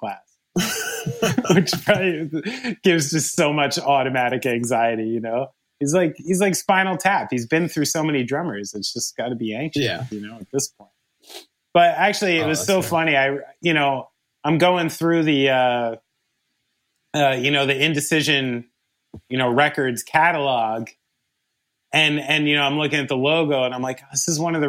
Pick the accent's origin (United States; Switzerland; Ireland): United States; New Jersey; I'm a drummer from New Jersey